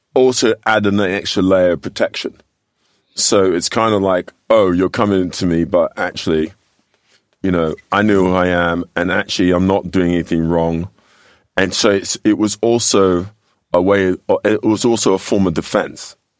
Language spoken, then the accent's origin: English; London, United Kingdom; moved away as an adult; now in United States; I grew up here in, in, in well, I was born in London